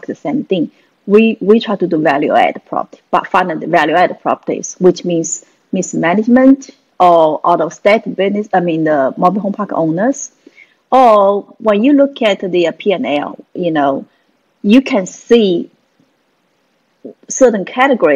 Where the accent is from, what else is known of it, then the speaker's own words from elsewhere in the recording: China; moved away as an adult; now in United States; I'm a Chinese. Actually, I come from China. 1993, moved from China to US to advance my education